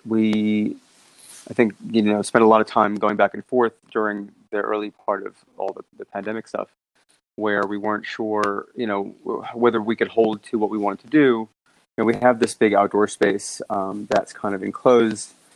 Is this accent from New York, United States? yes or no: yes; New York City, New York, United States; also born or lived in Sydney, Australia; I grew up in New York.